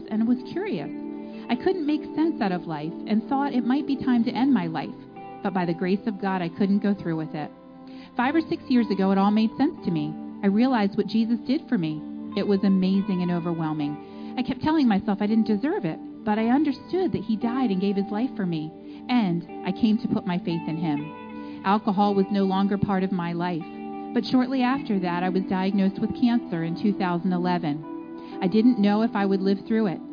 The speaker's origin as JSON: {"language": "English", "area": "Lancaster County", "region": "Pennsylvania", "country": "United States", "tie": "born or raised there", "said": "I was born and raised in Lancaster County"}